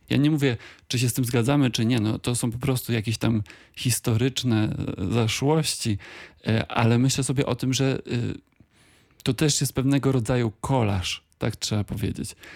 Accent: Wrocław, Lower Silesian Voivodeship, Poland; Tak, no dla mnie Wrocław jest e, jakby pewną oczywistością, bo ja nie, nie opuściłem tego miasta nigdy na stałe.

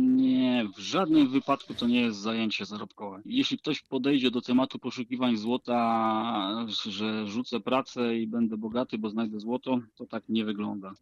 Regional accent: Lower Silesian Voivodeship, Poland; tutaj u nas na Dolnym Śląsku

